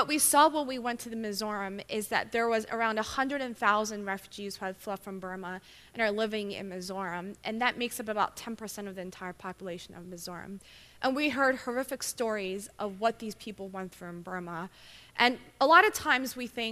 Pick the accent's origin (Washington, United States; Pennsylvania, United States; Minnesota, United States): Pennsylvania, United States; Philadelphia; moved away as an adult; now in Baltimore, United States; I'm originally from, born and raised in Philadelphia.